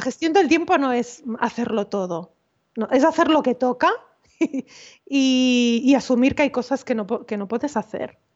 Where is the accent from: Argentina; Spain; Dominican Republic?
Spain; Malgrat de Mar, Catalonia; yo tengo un despacho en, en, en mi pueblo, en Malgrat